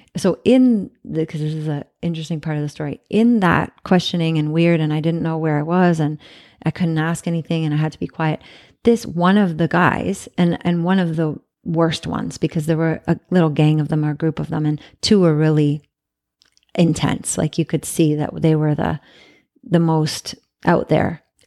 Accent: Canada; moved away; I'm from Canada

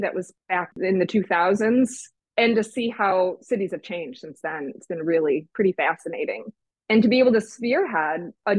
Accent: Traverse City, Michigan, United States; also born or lived in San Francisco / New York / Boston; now in Detroit, United States; I grew up in Traverse City, Michigan, across the lake from Chicago, and it was a small town. It's a tourist town and very car dominant.

